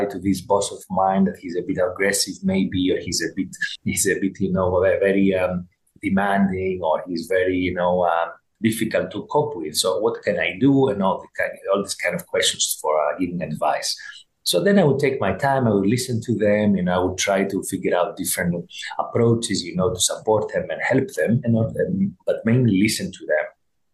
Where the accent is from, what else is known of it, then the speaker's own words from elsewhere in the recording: Greece; growing up in Greece